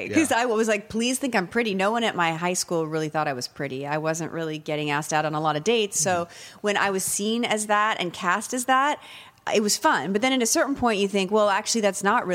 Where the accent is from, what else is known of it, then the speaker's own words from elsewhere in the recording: California, United States; moved away as an adult; also born or lived in Wisconsin / Virginia / Los Angeles, United States; now in New York, United States; I grew up in California from, you know, I would live there during my teenage years.